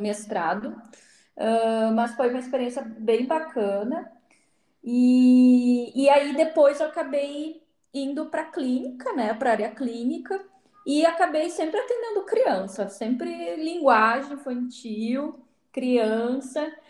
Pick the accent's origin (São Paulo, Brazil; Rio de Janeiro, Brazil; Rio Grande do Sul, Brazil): Rio Grande do Sul, Brazil; Alegrete; moved away as an adult; eu sou do Alegrete, né? Que é próximo de Santa Maria.